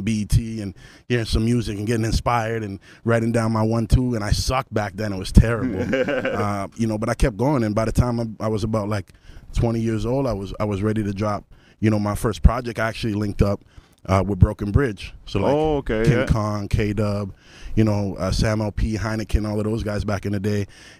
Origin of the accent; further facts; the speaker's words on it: Ottawa, Ontario, Canada; also born or lived in Toronto; Yeah, I'm originally from Ottawa. Yeah, 100%. I lived in Toronto for a bit.